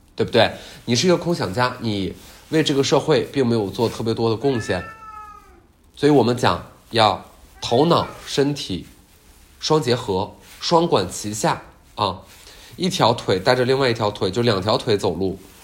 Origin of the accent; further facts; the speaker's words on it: Northeast China, China; accent: Northeastern Mandarin (Dongbei dialect); 我把东北话讲得很好吗？就是我作为一个在东北土生土长将近十二十年的这么一个人，然后我讲了东北话